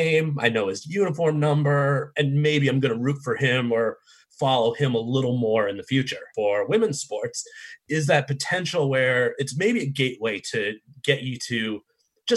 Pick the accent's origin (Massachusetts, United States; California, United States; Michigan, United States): Massachusetts, United States; Boston; born and raised in Boston, diehard Boston